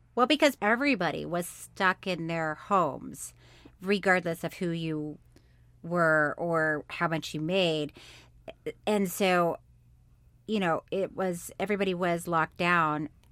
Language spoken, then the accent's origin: English; Florida, United States; born or raised there; also born or lived in Orlando, Florida